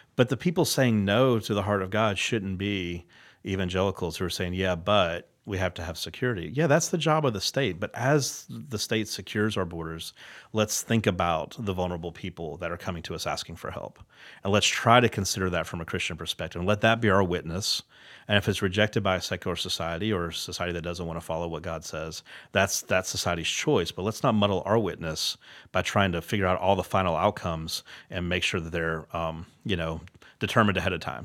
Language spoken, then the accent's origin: English; United States; as an American